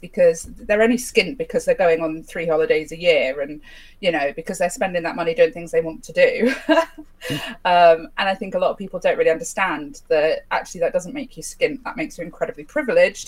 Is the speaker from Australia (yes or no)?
no; United Kingdom; We're British